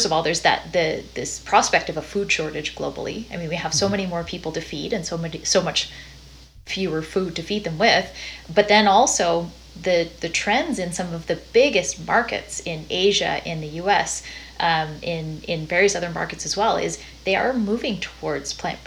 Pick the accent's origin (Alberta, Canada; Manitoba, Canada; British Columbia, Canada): British Columbia, Canada; Dawson Creek; I'm from Dawson Creek, BC